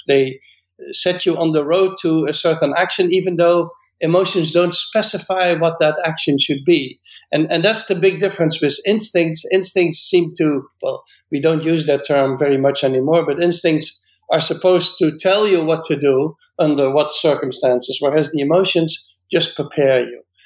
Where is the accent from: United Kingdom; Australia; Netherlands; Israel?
Netherlands; now in United States; I was born in the Netherlands and I'm a biologist